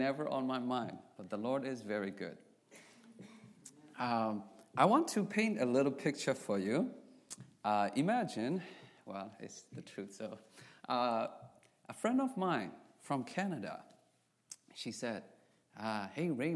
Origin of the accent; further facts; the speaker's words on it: Myanmar; moved away; I'm from Burma. Like I said, my ethnicity is called Karen.